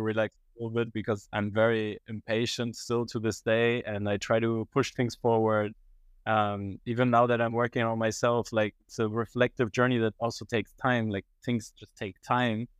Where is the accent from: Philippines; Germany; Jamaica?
Germany; moved away as an adult; also born or lived in Iran; now in Netherlands; I was actually born and raised in Germany